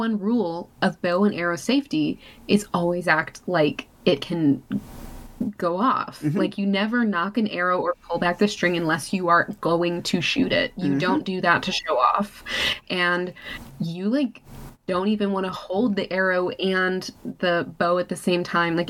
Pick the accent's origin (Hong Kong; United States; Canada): United States; Texas; I'm from Texas, I know how to shoot a gun